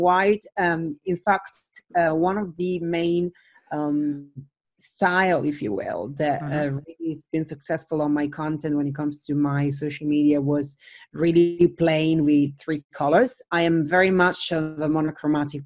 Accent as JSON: {"language": "English", "country": "Italy", "moved": "yes", "lives_now": "London, United Kingdom", "said": "I am originally from Italy, but I live in London."}